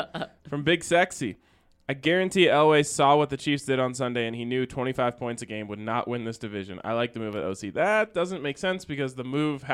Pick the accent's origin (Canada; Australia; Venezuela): Australia; I'm from Australia, and I know better than that.